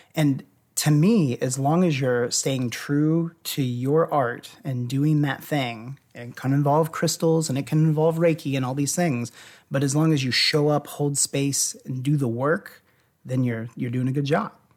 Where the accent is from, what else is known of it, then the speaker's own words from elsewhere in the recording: Louisville, Kentucky, United States; I grew up in Louisville